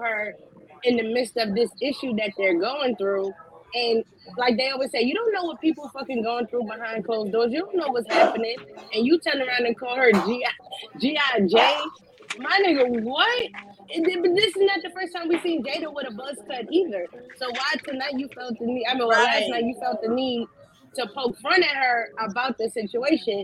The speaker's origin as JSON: {"language": "English", "region": "New York", "country": "United States", "said": "I'm from Brooklyn too"}